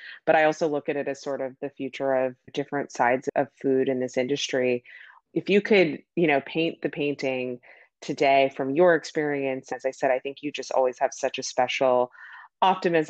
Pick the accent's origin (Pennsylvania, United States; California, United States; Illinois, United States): California, United States; I grew up in California.